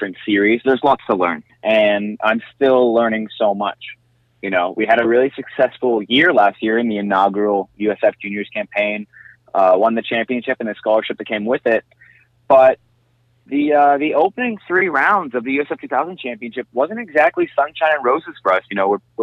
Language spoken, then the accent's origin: English; Canada; being Canadian